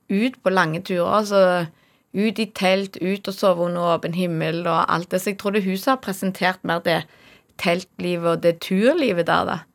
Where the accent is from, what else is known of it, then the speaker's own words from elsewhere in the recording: Norway; jeg er så heldig at jeg er fra Norge